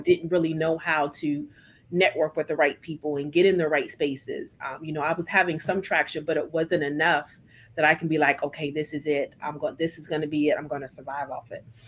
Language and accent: English; Mississippi, United States; moved away as an adult; now in Columbia, United States; we're from Mississippi, and so when I relocated